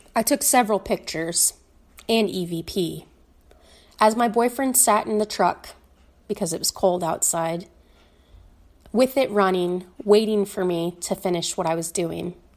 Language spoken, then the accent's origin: English; Fort Dodge, Iowa, United States; Growing up in Fort Dodge